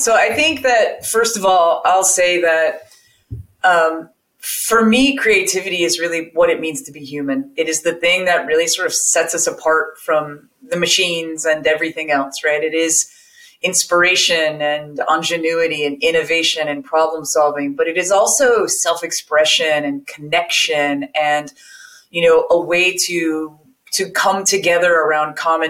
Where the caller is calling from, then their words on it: California, United States; I am joining you from my living room with my plants behind me as they do in the window in just north of San Francisco in Marin County in California.